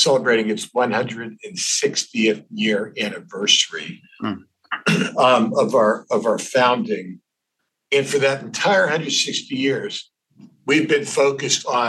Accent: Pittsburgh, Pennsylvania, United States; moved away as an adult; also born or lived in Ohio; now in New York City, United States; I wasn't born there. I was born in Ohio, but I grew up in Pittsburgh.

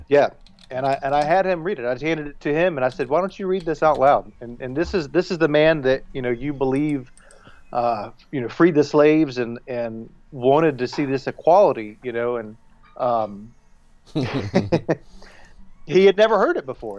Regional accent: the South, United States; I'm from the South, you know, I'm a Southerner.

